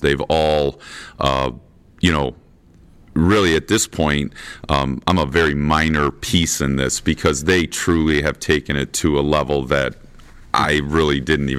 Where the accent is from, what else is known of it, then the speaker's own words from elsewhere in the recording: Washington, Michigan, United States; I'm from Washington, Michigan